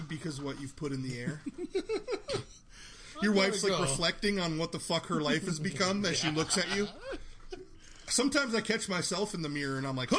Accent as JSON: {"language": "English", "town": "Minot", "region": "North Dakota", "country": "United States", "tie": "born or raised there", "moved": "yes", "said": "So I'm from Minot."}